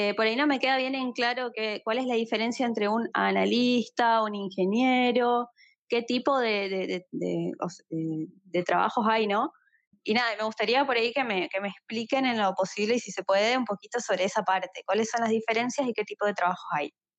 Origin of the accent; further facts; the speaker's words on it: Argentina; yo soy de Argentina